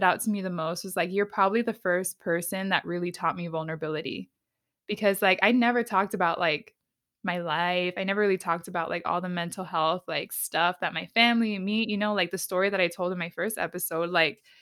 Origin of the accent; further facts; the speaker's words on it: San Diego, California, United States; we bond over being from San Diego all the time